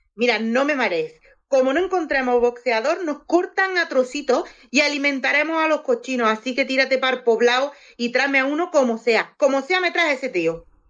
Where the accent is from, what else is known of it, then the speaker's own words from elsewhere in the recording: Andalusia, Spain; Yo soy andaluza